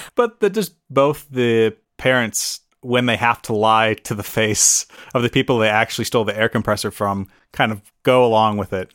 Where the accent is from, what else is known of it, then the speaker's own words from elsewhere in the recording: Midwest, United States; we're all from the Midwest